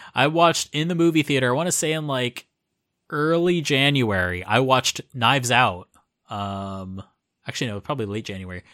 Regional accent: Florida, United States; moved away as an adult; now in Japan; I'm originally from Florida in the U S

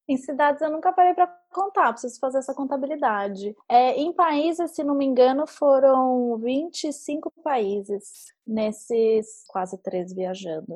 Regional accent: São Paulo, Brazil; moved away; Eu sou de São Paulo

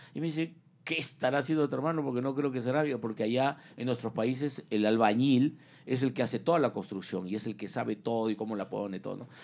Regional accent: Peru; moved away as an adult; now in United States; soy peruano

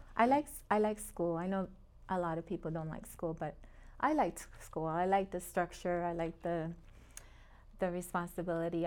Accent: Long Beach, California, United States; moved away as an adult; also born or lived in Puerto Rico / Springfield, Massachusetts; now in Phoenix, United States; I grew up in Long Beach.

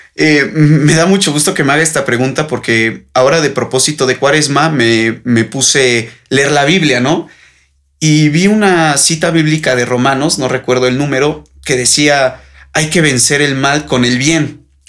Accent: Mexico; los jóvenes somos el futuro de México

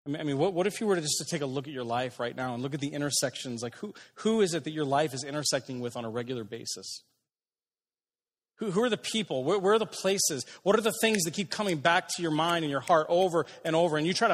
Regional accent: Aurora, Illinois, United States; I didn't want to be in Aurora. I grew up in Aurora.

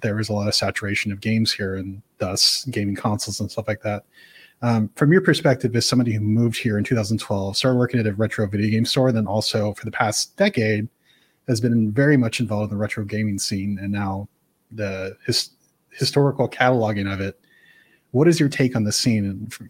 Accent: California, United States; I guess, so I'm natively from the San Francisco Bay Area, which is where Emeryville is from

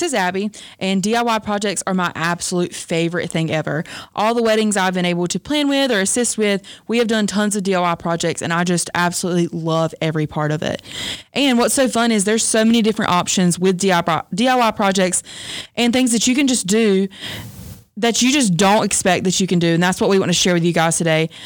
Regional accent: the South, United States; I'm from the South

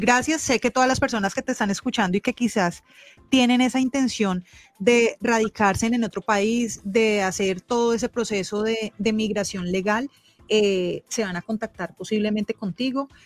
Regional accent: Colombia; migrar de manera legal como colombianos

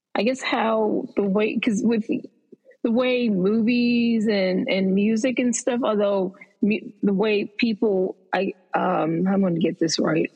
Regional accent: United States; being an American

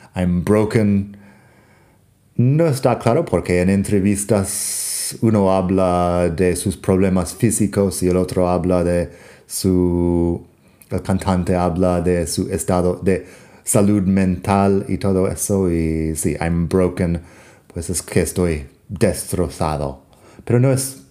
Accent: Arizona, United States; Spanish is a second language; soy de Arizona en Estados Unidos

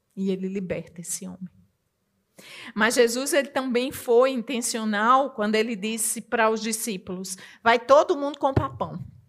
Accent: Northeast Region, Brazil; Na minha terra, que eu sou nordestina

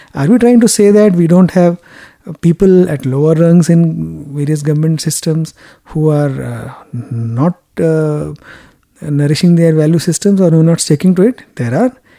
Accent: India; Yes, I'm from India.

